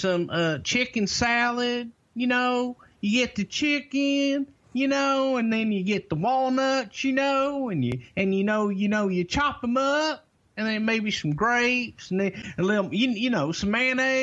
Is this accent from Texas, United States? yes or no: yes; Texas, United States; I'm a Southerner. I'm from Texas